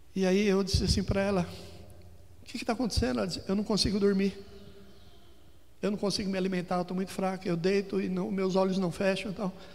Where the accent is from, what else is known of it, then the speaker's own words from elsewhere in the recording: São Paulo, Brazil; also born or lived in Ribeirão Preto / Campinas; cresci toda a minha infância aqui na Zona Norte